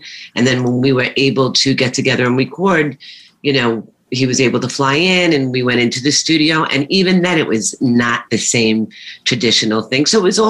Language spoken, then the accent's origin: English; New York City, New York, United States; I was raised and born in Brooklyn, Canarsie